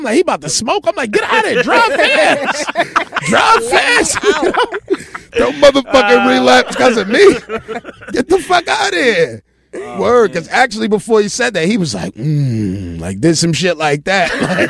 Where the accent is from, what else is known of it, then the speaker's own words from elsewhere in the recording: Arkansas, United States; people are like, yo, man, I feel like I'm from New York, man, and I'm from Arkansas.